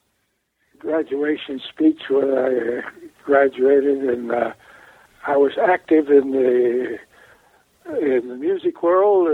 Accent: Berwyn, Illinois, United States; now in Arizona, United States; I was born in Berwyn, Illinois, which is a suburb of Chicago

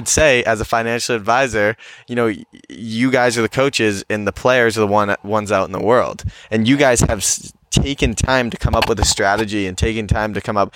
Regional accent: New Hampshire, United States; growing up in New Hampshire, there's not a lot

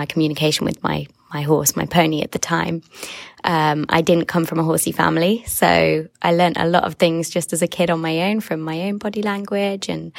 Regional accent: England, United Kingdom; I'm from England.

